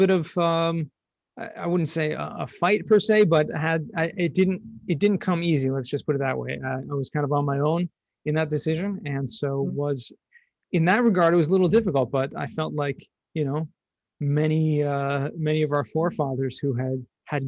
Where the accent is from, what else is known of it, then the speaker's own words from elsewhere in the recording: Los Angeles, California, United States; moved away as an adult; also born or lived in San Diego; now in Jerusalem, Israel; I grew up in Southern California, Los Angeles